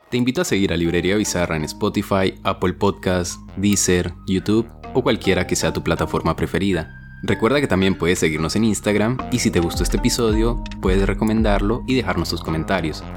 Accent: Colombia; yo soy colombiano

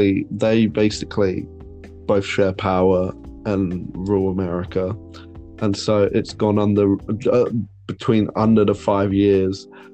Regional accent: United Kingdom; But we were like, because we're British, we need to be ruled. We can't rule ourselves.

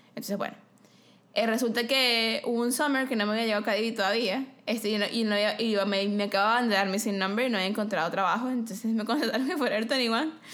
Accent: Venezuela; moved away as an adult; yo soy venezolana

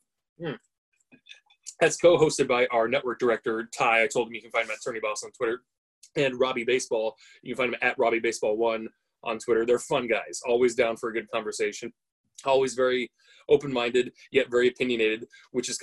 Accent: United States; also born or lived in Oregon; I'm an American living in America currently, and I'm in Oregon.

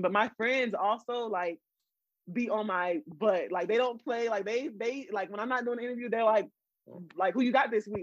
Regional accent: San Antonio, Texas, United States; also born or lived in Florida; I'm born and raised in San Antonio.

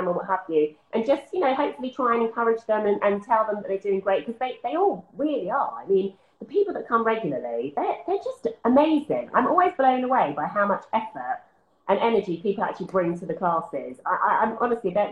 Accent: Essex, East of England, United Kingdom; moved away; I'm from Essex

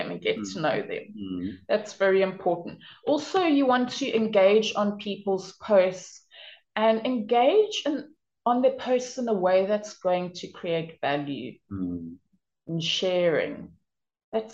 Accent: Durban, KwaZulu-Natal, South Africa; moved away as an adult; now in Denmark; I was born and raised in South Africa on the East Coast in a city called Durban in KwaZulu-Natal

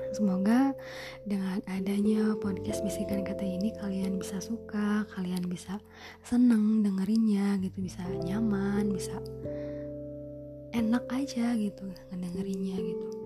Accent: Ciamis, West Java, Indonesia; Jadi nama aku itu …, aku berusia 20 tahun. Aku berasal dari Ciamis, Jawa Barat.

